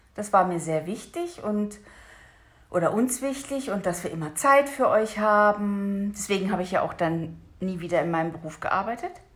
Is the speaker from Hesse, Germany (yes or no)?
yes; Hesse, Germany; da wo ich aufgewachsen bin in Hessen